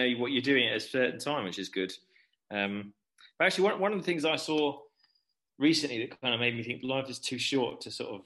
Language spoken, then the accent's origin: English; Hickling, East of England, United Kingdom; grew up in Norfolk, but I was about, where my parents live, is about 20 miles away from Norwich, and it's literally in the middle of nowhere, like in a field.